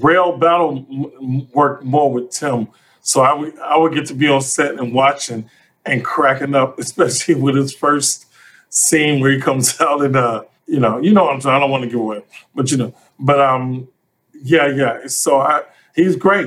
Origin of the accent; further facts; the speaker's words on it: Chicago, Illinois, United States; I drove from college to Chicago, where I'm from Chicago